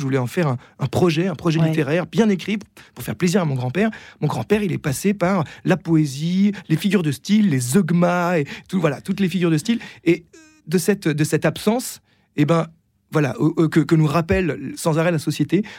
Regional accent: Versailles, Île-de-France, France; J'ai grandi euh, à Versailles

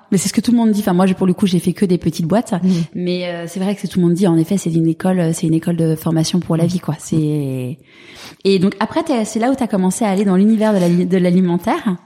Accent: Paris, Île-de-France, France; j'ai grandi euh, dans l'Ouest parisien

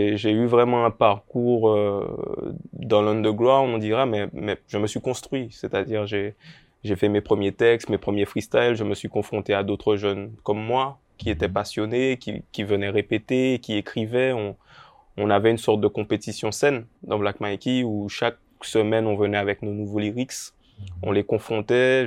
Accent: Pointe-à-Pitre, Guadeloupe; j'ai grandi à l'Oricisque

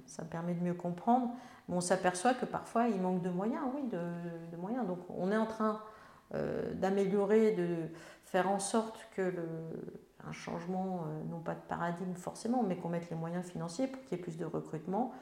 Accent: Melun, Île-de-France, France; je suis née à Melun, il y a un temps certain

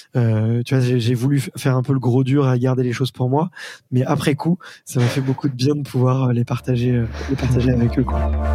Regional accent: Paris, Île-de-France, France; en tant que bon parisien que nous sommes

